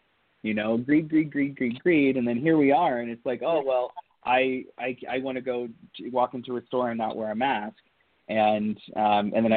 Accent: Southern Ohio, United States; I was raised in Southern Ohio, part of the Rust Belt

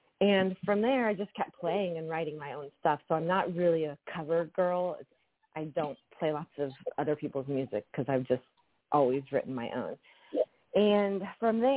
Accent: Indiana, United States; now in Los Angeles, United States; I'm originally from Indiana.

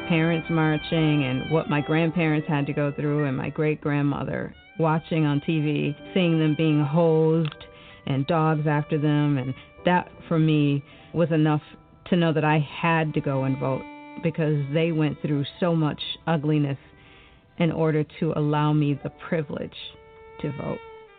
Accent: Detroit, Michigan, United States; Growing up in Detroit, I was exposed to many cultures as a child.

